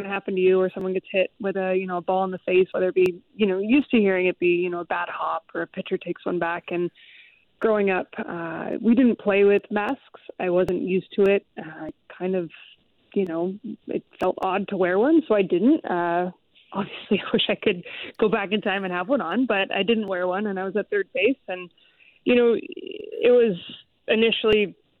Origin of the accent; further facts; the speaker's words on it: Seattle, Washington, United States; I grew up in the Seattle area during the 90s